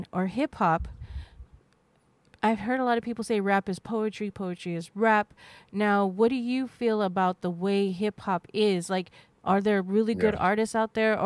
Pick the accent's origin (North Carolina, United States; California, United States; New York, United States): California, United States; Sonoma; also born or lived in Napa; I'm from Sonoma area